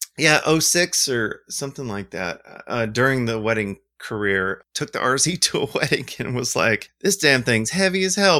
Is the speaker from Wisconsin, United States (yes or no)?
no; Montgomery, Alabama, United States; I'm from Montgomery, Alabama, and I own a film lab called Indie Film Lab